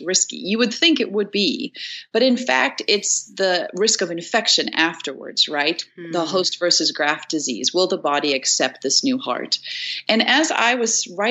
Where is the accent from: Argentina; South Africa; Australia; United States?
South Africa; I'm from South Africa.